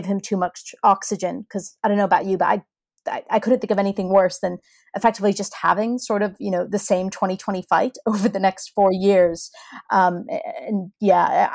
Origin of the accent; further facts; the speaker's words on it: United States; moved away; as an American abroad